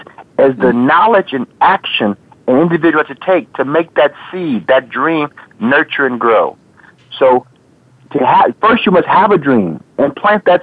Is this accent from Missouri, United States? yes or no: no; Los Angeles, California, United States; also born or lived in Ghana; I'm from Los Angeles, and I was doing business projects there